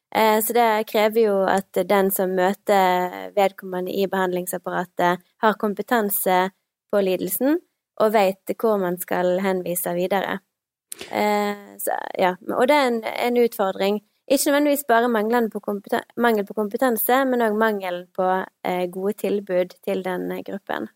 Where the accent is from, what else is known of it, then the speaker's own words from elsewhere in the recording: Stord, Vestland, Norway; accent: vestlandsk; moved away as an adult; now in Bergen, Norway; Jeg er 29 år, kommer fra Stord